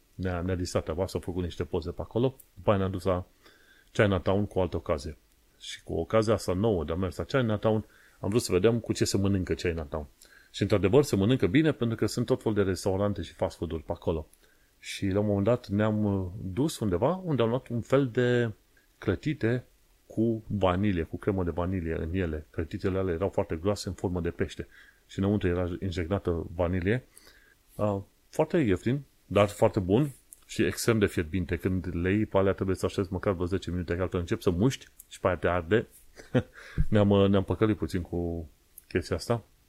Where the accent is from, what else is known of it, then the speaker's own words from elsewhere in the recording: Romania; now in London, United Kingdom; ca român